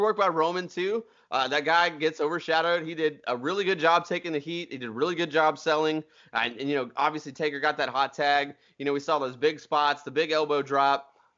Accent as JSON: {"language": "English", "town": "Nashville", "region": "Tennessee", "country": "United States", "said": "We're from Nashville. You're going to get our opinions. This is the way it works here."}